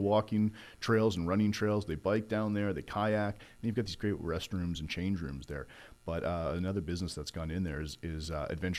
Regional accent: New York, United States; now in Oak Ridge, United States; being a longtime New Yorker

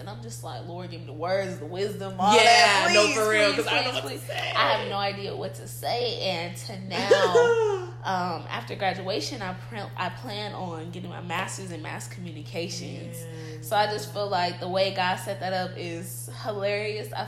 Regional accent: Los Angeles, California, United States; moved away; Just trying to get home to LA. I'm from California

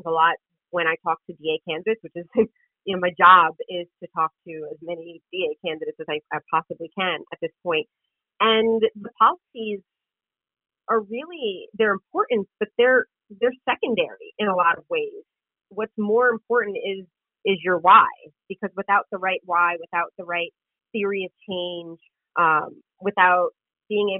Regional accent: New York City, New York, United States; was born and raised in Queens. I live in Queens

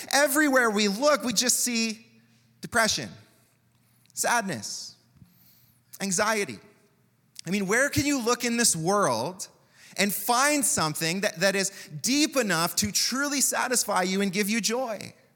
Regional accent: Canada; That's what it means to be Canadian in many ways

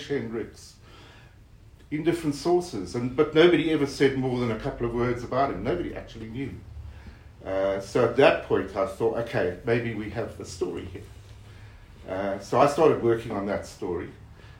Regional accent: South Africa; moved away as an adult; I grew up under apartheid in South Africa, so I grew up in a rigorous and evil racist system.

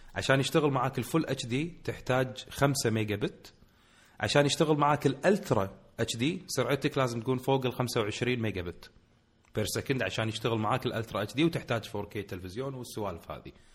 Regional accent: Kuwait; عندنا بالكويت

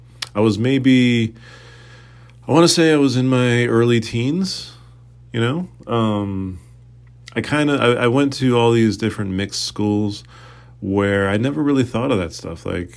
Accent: Fall River, Massachusetts, United States; also born or lived in Boston; So I pretty much grew up in Boston, but then we moved out to Fall River, and that's kind of where I spent a lot of my adolescent years.

